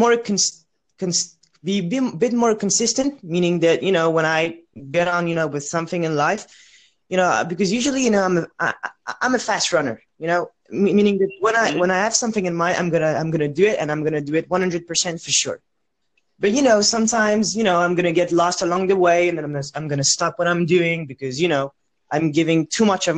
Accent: France; I come from France, and I'm a 19-year-old student

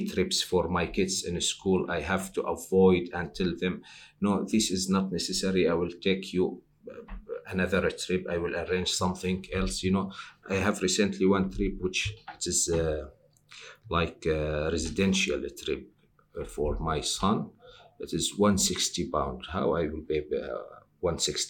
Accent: Syria; moved away as an adult; now in United Kingdom; I am from Syria. Also, I am an asylum seeker

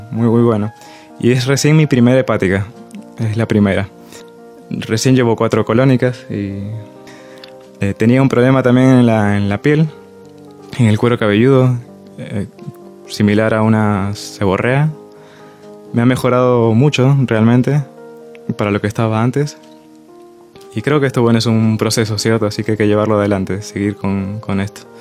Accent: Peru; also born or lived in Mendoza, Argentina; vengo de Perú, 10 años viví en Mendoza, eh, me dedico a la gastronomía también hace, hace mucho tiempo.

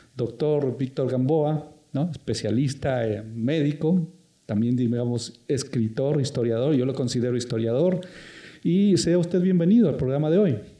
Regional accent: Guayaquil, Guayas, Ecuador; la gente nuestra, como guayaquileños

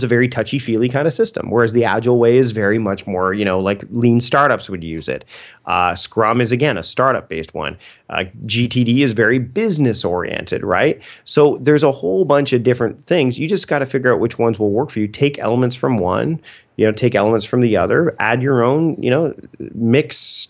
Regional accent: Canada; Oh, I can't use them because I'm Canadian.

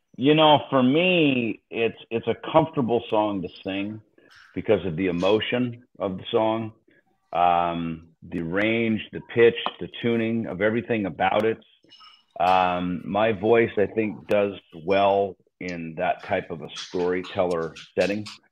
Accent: United States; as an American

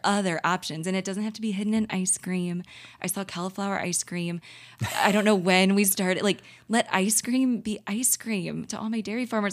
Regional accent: St. Louis, Missouri, United States; living, born and raised in Saint Louis

